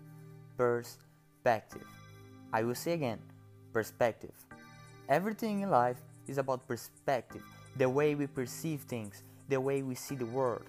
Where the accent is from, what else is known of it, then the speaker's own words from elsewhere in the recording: Brazil; now in United States; I'm originally from Brazil, so I speak Portuguese.